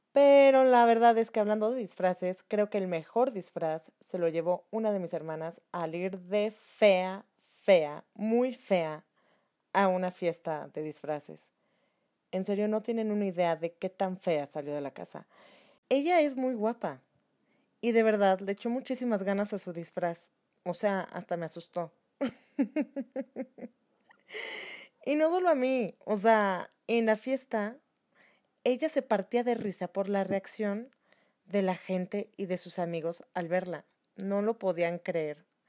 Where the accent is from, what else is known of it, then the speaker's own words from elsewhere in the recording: Mexico; lo que somos como mexicanos